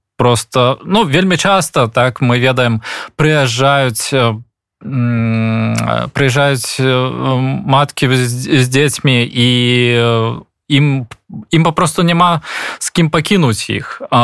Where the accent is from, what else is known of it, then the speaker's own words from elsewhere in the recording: Belarus; moved away; мы беларусы